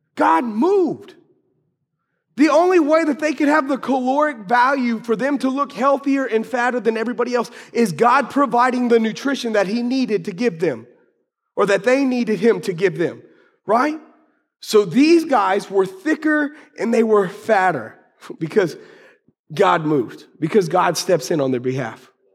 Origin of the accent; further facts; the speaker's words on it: United States; I love being American